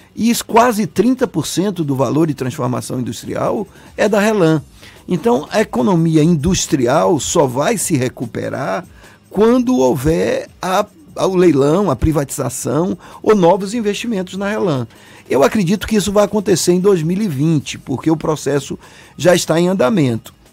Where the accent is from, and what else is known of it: Salvador, Bahia, Brazil; born or raised there